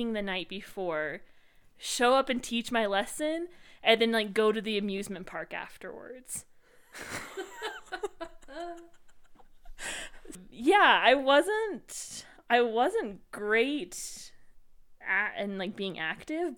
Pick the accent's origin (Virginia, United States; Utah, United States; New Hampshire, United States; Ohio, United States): Utah, United States; We are both from Utah